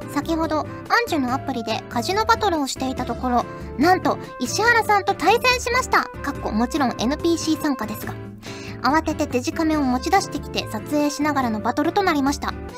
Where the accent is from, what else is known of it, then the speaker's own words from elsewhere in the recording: Kyushu, Fukuoka, Japan; now in Yamagata, Japan; 九州、福岡出身なので